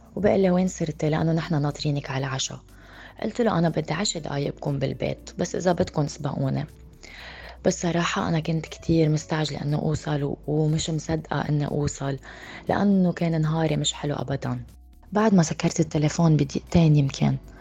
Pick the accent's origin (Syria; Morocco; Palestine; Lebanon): Lebanon; now in United Arab Emirates; أنا من لبنان وعمري 30 سنة وعايشة بالإمارات